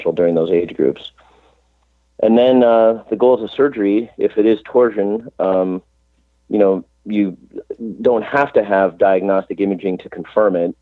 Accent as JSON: {"language": "English", "town": "Chicago", "region": "Illinois", "country": "United States", "tie": "born or raised there", "also_born_or_lived": "St. Louis", "moved": "as an adult", "lives_now": "Cleveland, United States", "said": "I grew up in Chicago, went to college in Chicago"}